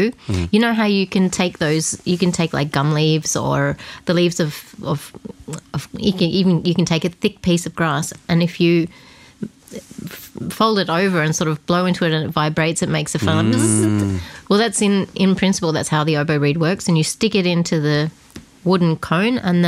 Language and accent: English; Australia; first language Estonian; now in Oman; everyone then was like, okay, now we're going to just be Australian